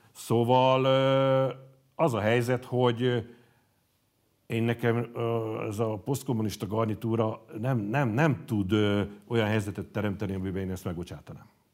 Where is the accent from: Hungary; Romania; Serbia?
Hungary; Hajdúszoboszló, Hajdú-Bihar; also born or lived in Nyírbátor / Gáborján / Nagyrábé / Debrecen; Aztán Nagyrábéra kerültünk, ahol elkezdtem az általános iskolát, és mivel akkor az én édesapám egy mezőgazdasági szakmunkásképző intézetben tanított, amit összevontak a Hajdúszoboszlón működő hasonló intézménnyel, ezért a felső tagozatot már Hajdúszoboszlón jártam, mert oda költöztünk, és gyakorlatilag ott végeztem el az általános iskolát